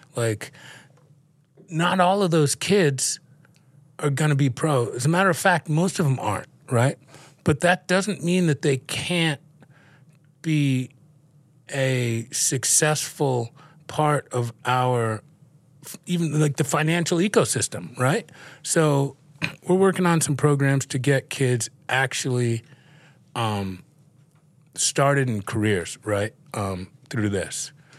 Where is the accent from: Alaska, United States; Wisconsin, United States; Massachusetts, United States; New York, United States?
New York, United States; New York City; Growing up in New York and in the city and, uh, having a family who was in the dry cleaning business, I grew up around clothes.